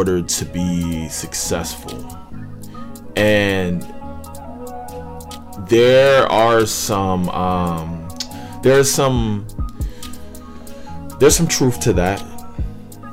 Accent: Northern Virginia, United States; moved away as an adult; I'm from Northern Virginia

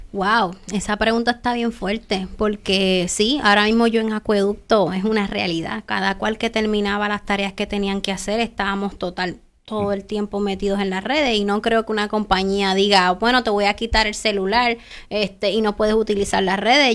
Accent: Puerto Rico

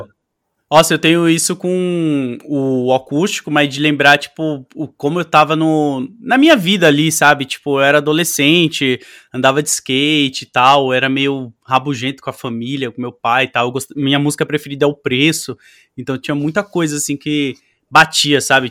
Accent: São Paulo, Brazil; Eu sou de Goianazes.

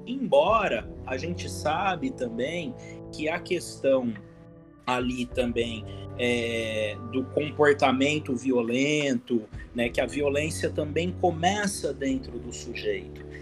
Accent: Ribeirão Preto, São Paulo, Brazil; eu sou daqui da cidade de Ribeirão Preto, do interior de São Paulo

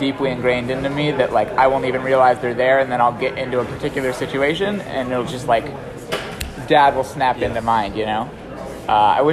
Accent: Hawaii, United States; moved away as an adult; I'm from Hawaii.

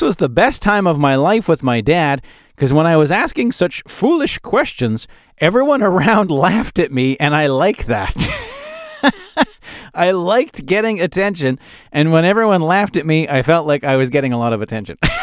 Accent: Calgary, Alberta, Canada; I grew up in Calgary

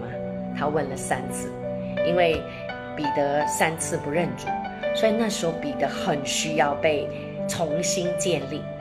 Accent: China; 那这也是我们中国人的传统，就是哎，我们呃见到朋友啊，或者有客人远方来啊

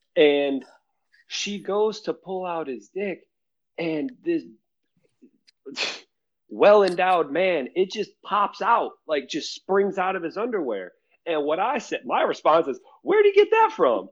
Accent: United States; I'm from the U.S.

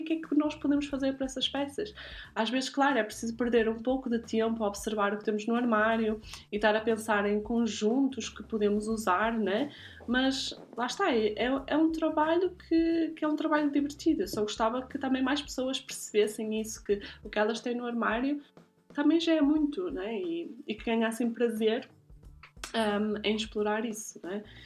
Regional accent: Guimarães, Norte, Portugal; now in Zurich, Switzerland; nasci em Guimarães e vivo atualmente em Zurique

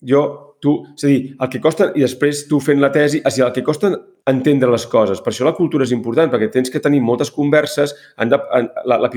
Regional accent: Catalonia, Spain; perquè no som uns desertors, perquè som catalans.

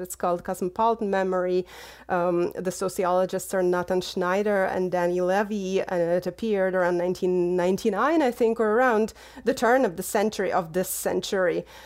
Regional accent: Lviv, Lviv Oblast, Ukraine; moved away as an adult; now in United States; I grew up in Lviv, which is in the west of Ukraine, in the area known as Galicia

